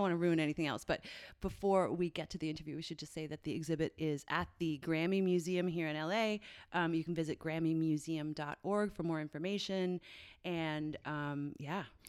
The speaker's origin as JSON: {"language": "English", "region": "Newfoundland and Labrador", "country": "Canada", "moved": "yes", "lives_now": "United States", "said": "I'm from Newfoundland."}